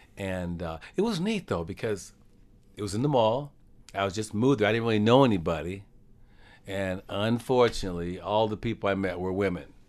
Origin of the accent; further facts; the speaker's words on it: Tracy, California, United States; also born or lived in Dillon, Montana; now in Stockton, United States; I grew up in Tracy